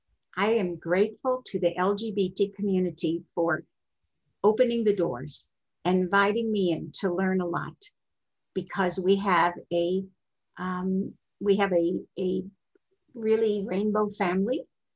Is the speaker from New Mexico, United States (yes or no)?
no; Texas, United States; born there; also born or lived in Kentucky / Ohio; I was born in Texas, and my father, we were like minister's kids. He had churches all over, and we were in Kentucky and Ohio and wherever.